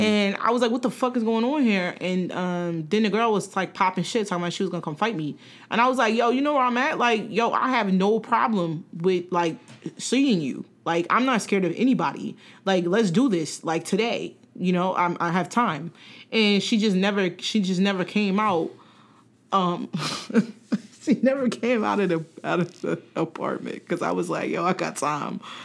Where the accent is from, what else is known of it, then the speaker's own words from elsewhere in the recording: New Jersey, United States; I'm from Jersey